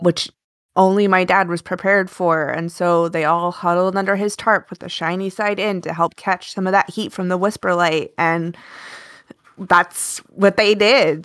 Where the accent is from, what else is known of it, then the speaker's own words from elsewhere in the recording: Alaska, United States; moved away; I grew up in Alaska